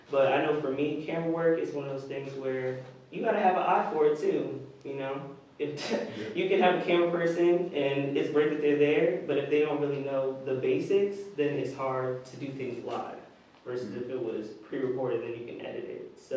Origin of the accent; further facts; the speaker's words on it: New Jersey, United States; now in Richmond, United States; I'm from, yeah, I'm from Jersey. I went to Richmond maybe five years ago. Yeah, 2017.